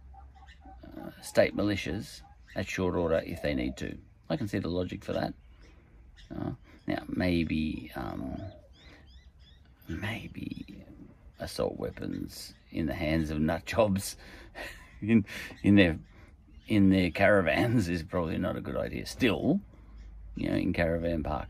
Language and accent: English; Australia